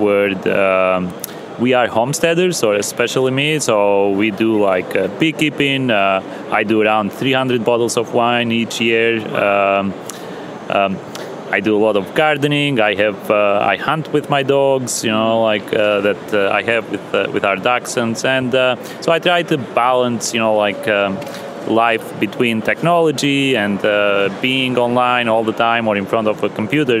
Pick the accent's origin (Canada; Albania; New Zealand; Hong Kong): Albania; also born or lived in Europe / Albany, New York; now in United States; I was born and raised in Albania. Then I have lived in various countries all over Europe.